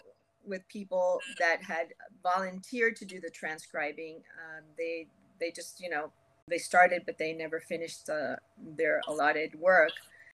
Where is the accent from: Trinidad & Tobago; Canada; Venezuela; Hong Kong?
Venezuela; moved away as an adult; also born or lived in Cuba / United States; now in Miami, United States; Okay, well, I was born in Havana, Cuba. I lived in the U.S. until I was about 8 years old and then went to Venezuela for many years. When it was time for college, I came to the University of Miami